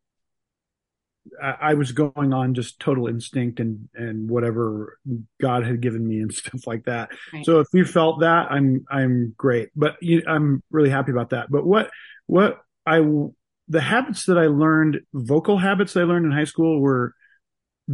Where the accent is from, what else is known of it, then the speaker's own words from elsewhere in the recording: Salt Lake, Provo, Utah, United States; That's when we moved to Provo. So I grew up in Salt Lake before that, moved to Provo.